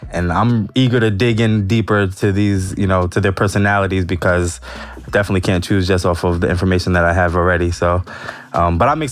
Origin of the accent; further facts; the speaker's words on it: New Haven, Connecticut, United States; moved away as an adult; also born or lived in New York; now in Los Angeles, United States; I was raised in Connecticut, but I'm from New York.